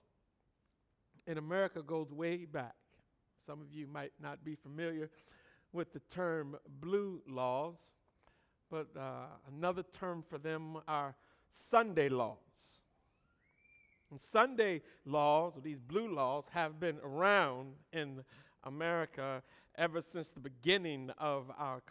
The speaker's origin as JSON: {"language": "English", "region": "Michigan", "country": "United States", "tie": "born or raised there", "said": "growing up in Michigan"}